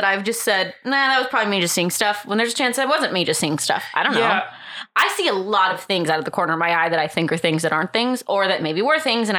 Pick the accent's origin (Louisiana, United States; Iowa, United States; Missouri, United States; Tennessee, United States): Tennessee, United States; Knoxville; I worked for a radio station in Jefferson City, Tennessee, a small town about 20 miles from my hometown of Knoxville.